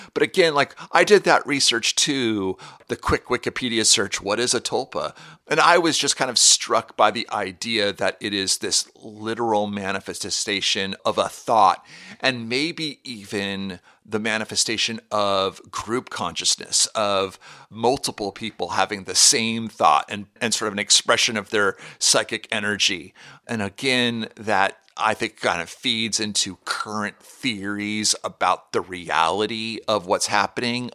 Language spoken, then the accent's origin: English; Pacific Northwest, United States; when I was growing up in the Pacific Northwest